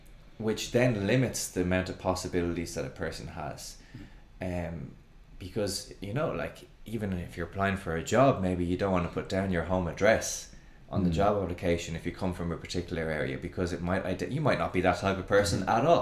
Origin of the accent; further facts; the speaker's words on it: Dublin, Leinster, Ireland; growing up in Dublin